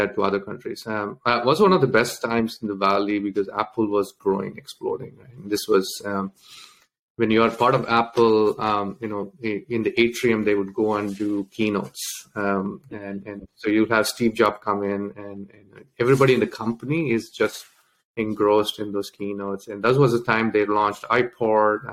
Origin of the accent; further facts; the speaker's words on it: Delhi, India; English is a second language; also born or lived in Tamil Nadu, India; When I was around 8, I moved to Delhi